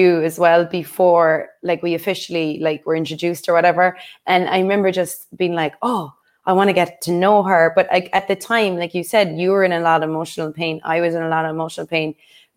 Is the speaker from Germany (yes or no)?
no; Cork, Munster, Ireland; We're both from Cork